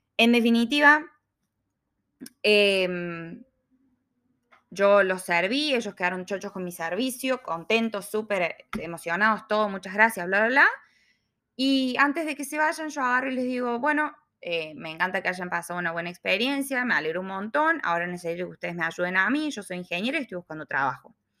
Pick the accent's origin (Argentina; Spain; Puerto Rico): Argentina; Córdoba; moved away as an adult; now in Melbourne, Australia; ingeniera industrial, cordobesa, viviendo en Australia hace dos años y medio